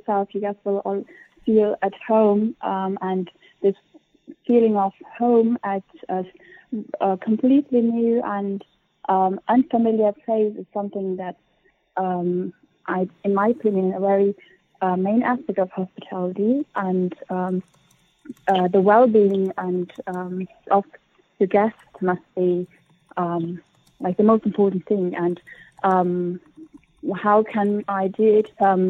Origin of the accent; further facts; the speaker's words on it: Germany; moved away; I was born and raised in Germany.